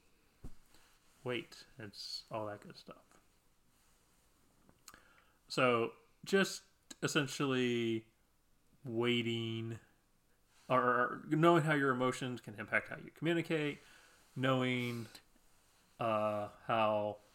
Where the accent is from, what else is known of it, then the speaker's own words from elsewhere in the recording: Midwest, United States; I'm from the Midwest